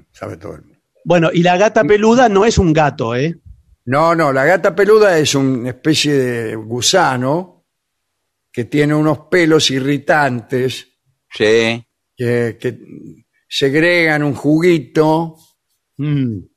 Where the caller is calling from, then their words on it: Young, Río Negro, Uruguay; de Yang, en, Río Negro, Uruguay.